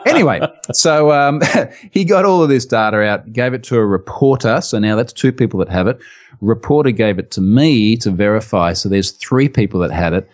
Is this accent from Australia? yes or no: yes; Australia; accent: strong Australian; in my strong Australian accent